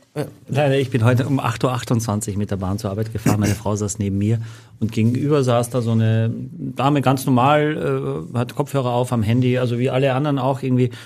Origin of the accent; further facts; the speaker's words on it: Austria; accent: Austrian dialect; now in Germany; als Österreicher